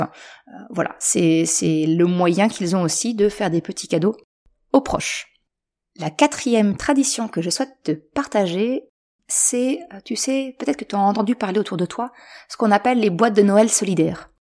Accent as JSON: {"language": "French", "region": "Normandy", "country": "France", "moved": "yes", "lives_now": "Caen, France", "said": "je suis originaire de Haute-Normandie"}